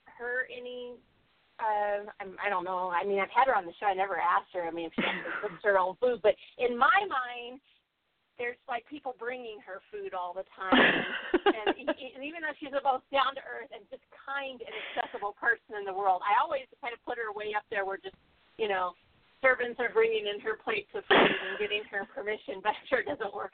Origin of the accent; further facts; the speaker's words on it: Southern California, United States; growing up in Southern California